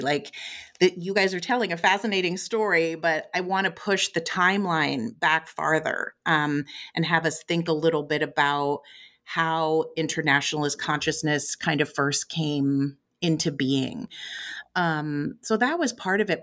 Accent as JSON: {"language": "English", "region": "West Coast", "country": "United States", "tie": "born or raised there", "also_born_or_lived": "Chicago, Illinois / San Francisco Bay Area", "said": "I was raised mostly on the West Coast"}